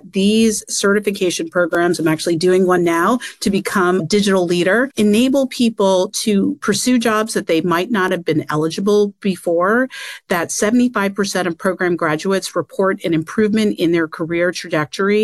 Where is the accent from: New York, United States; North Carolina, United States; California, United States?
New York, United States; New York City; I grew up in Queens, working class family